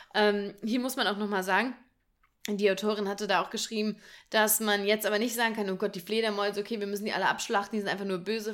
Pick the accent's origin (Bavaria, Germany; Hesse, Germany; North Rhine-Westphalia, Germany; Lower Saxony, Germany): Hesse, Germany; near Marburg; ich komme ja aus der Nähe von Marburg gebürtig